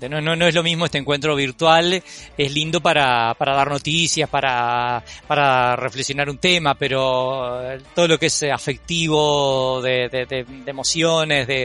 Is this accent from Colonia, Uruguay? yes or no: yes; Juan Lacaze, Colonia, Uruguay; soy originario de Juan Lacase, para los que no saben eso queda en el departamento de Colonia.